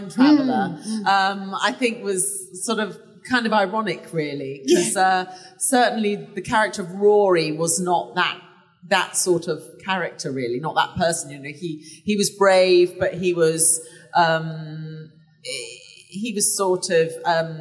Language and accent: English; England, United Kingdom; I'm English